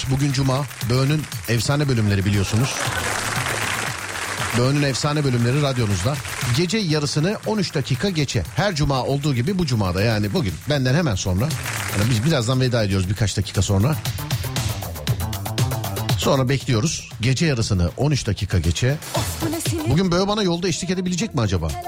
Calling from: Istanbul, Turkey

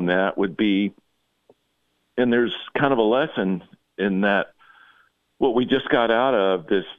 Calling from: Texas, United States; I'm calling from the Republic of Texas.

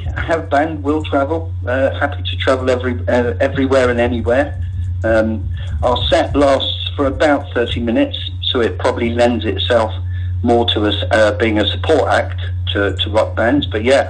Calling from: Westbury, South West England, United Kingdom; I'm calling from Westbury in Wiltshire.

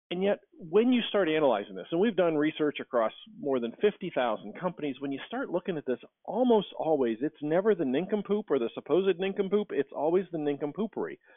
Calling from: Cleveland, Ohio, United States; I am in Cleveland, Ohio.

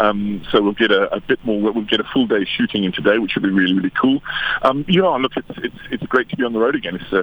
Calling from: Nelson Mandela Bay, Eastern Cape, South Africa; I'm phoning you from the Sundays River in Kanega, in Nelson Mandela Bay.

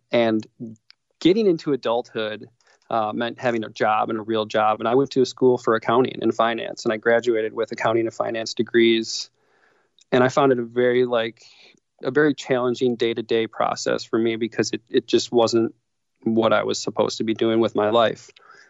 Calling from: Milwaukee, Wisconsin, United States; So I'm from Milwaukee, Wisconsin, mm-hmm. and we are freezing here.

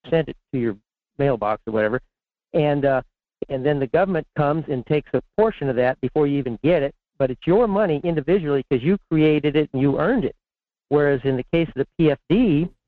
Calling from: Fairbanks, Alaska, United States; in Fairbanks.

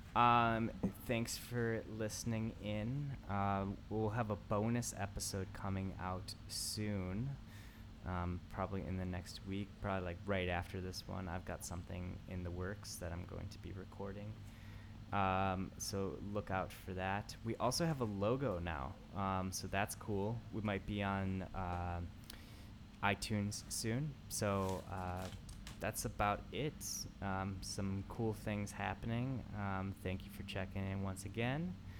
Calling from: Tokyo, Japan; I'm calling from Tokyo

